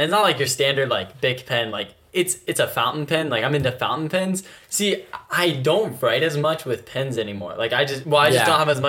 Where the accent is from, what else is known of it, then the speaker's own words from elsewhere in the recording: Richmond, Virginia, United States; I'm from Richmond